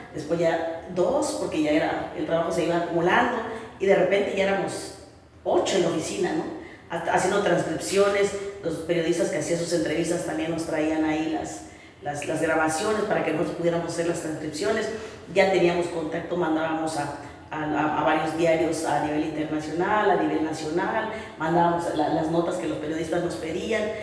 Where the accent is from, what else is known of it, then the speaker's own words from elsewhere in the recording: Chiapas, Mexico; also born or lived in Mexico City; Regreso a Chiapas porque siempre quise ir y volver para hacer algo por, por mi tierra, por Chiapas.